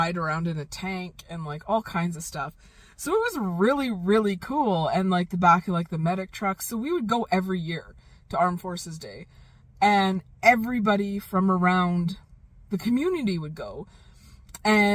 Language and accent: English; Calgary, Alberta, Canada; moved away; growing up in Calgary